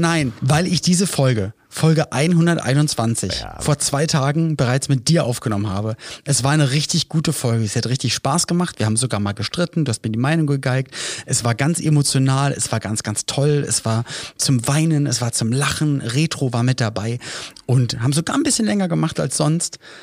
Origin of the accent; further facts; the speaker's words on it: Berlin, Germany; also born or lived in Cologne; ich komme zwar aus Berlin, habe zwischendurch in Köln gelebt, jetzt wieder Berlin